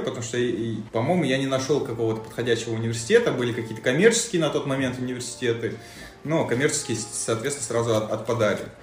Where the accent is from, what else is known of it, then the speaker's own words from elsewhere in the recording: Mozdok, North Ossetia–Alania, Russia; moved away as an adult; also born or lived in Saint Petersburg; С э, маленького города Моздока э, в Северной Осетии находится.